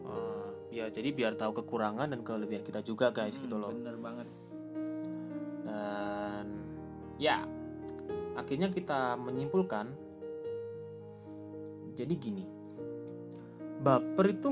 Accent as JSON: {"language": "Indonesian", "region": "Java", "country": "Indonesia", "said": "btw aku juga orang Jawa guys"}